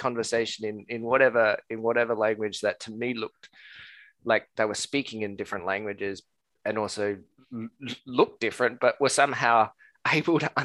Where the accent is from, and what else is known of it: Australia